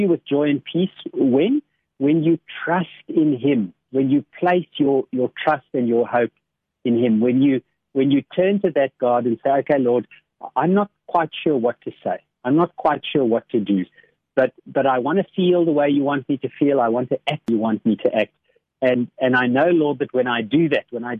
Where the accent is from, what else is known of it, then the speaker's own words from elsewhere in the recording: Boksburg, Gauteng, South Africa; I grew up in Boksburg